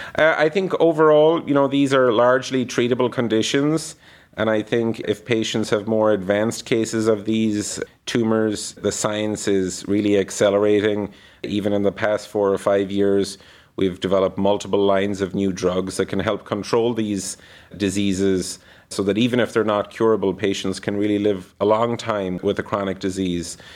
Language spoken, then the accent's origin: English; Ireland; moved away as an adult; now in Cleveland, United States; I grew up in Ireland, went to medical school there, and then completed the rest of my postgraduate training in the U S